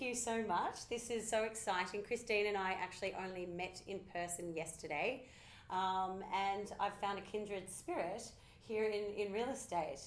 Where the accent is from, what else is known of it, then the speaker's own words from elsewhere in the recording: Sydney, New South Wales, Australia; I'm from Sydney